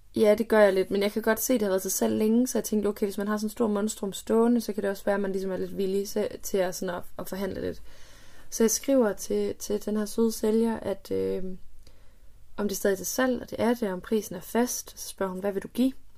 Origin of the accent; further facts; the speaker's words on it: near Hornslet, Central Denmark Region, Denmark; der, hvor jeg er vokset op